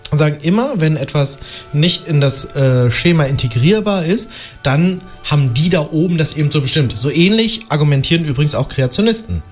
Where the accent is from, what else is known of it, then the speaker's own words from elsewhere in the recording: Nienburg, Lower Saxony, Germany; aus meiner Heimat, dem schönen aschgrauen Nienburg an der Weser